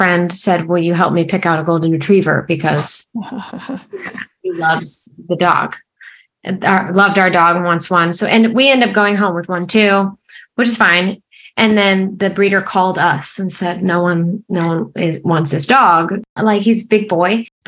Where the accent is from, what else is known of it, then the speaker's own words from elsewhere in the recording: Fort Myers, Florida, United States; also born or lived in Atlanta, Georgia; I actually was born here in Fort Myers, Florida. And I moved to Atlanta like briefly after I came out. And then I ended up coming back. But yeah, I was born and raised in Florida.